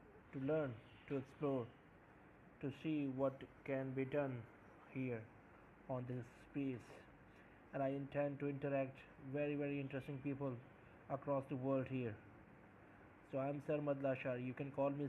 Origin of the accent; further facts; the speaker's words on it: Pakistan; I'm from Pakistan